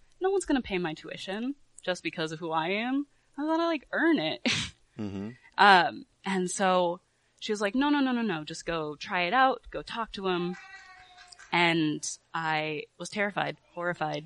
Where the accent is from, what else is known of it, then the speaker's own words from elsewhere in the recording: Indianapolis, Indiana, United States; moved away; also born or lived in New York; I was born and raised in Indiana. I grew up in the Indianapolis area